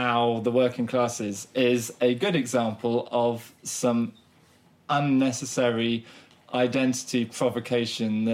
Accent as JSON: {"language": "English", "region": "Southern England", "country": "United Kingdom", "accent": "Southern English", "said": "I have a Southern English accent"}